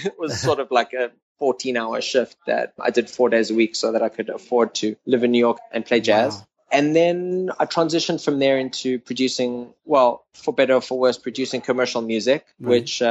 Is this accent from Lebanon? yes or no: no; Knoppies Lachter, Gauteng, South Africa; moved away as an adult; now in United States; About an hour out of Johannesburg, on a farm area that was about an hour from the city, called Knoppies Lachter, which, pretty much no one knows about.